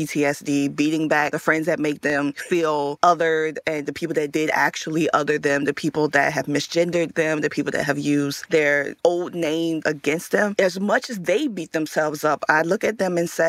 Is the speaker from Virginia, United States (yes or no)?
yes; Richmond, Virginia, United States; Growing up in Richmond, Virginia